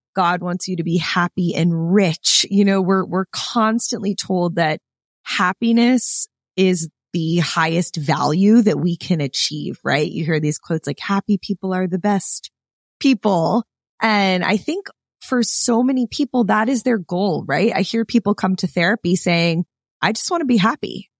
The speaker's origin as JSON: {"language": "English", "town": "Clearwater", "region": "Florida", "country": "United States", "tie": "born or raised there", "moved": "as an adult", "said": "I grew up in Clearwater, Florida."}